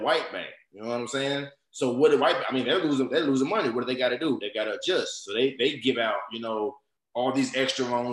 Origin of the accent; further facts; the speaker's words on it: Jonesboro, Arkansas, United States; moved away as an adult; also born or lived in California / Conway, Arkansas; now in Texas, United States; I'm from Jonesboro, Arkansas